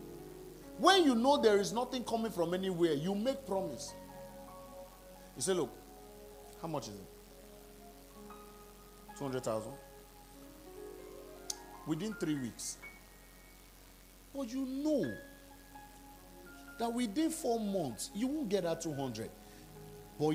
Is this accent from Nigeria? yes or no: yes; Nigeria; I'm from Nigeria.